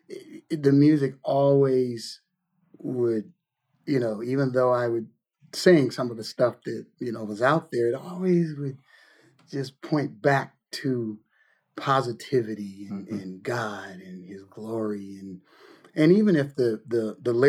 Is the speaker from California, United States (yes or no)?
yes; Lodi, California, United States; born or raised there; also born or lived in Detroit, Michigan